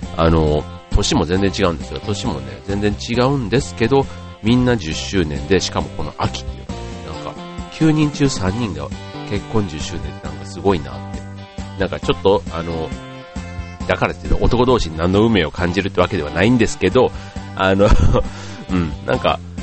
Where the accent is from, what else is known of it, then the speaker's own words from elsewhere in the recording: Osaka, Japan; 出身が大阪